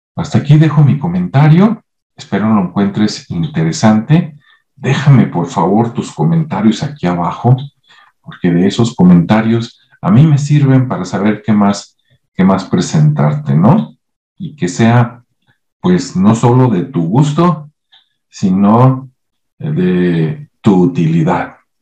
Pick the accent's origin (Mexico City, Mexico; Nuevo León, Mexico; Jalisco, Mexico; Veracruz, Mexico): Jalisco, Mexico; Guadalajara; en Guadalajara, Jalisco, por acá, donde yo nací